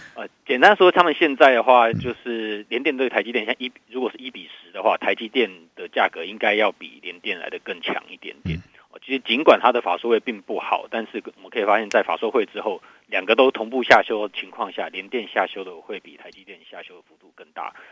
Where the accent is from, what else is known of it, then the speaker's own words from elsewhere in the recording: Taiwan; 我们台湾这边有富台期的结算哦